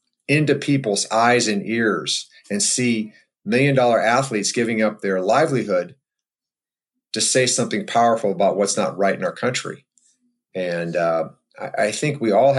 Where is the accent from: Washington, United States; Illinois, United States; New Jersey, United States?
Illinois, United States; Waukegan; where I grew up in Waukegan, Illinois.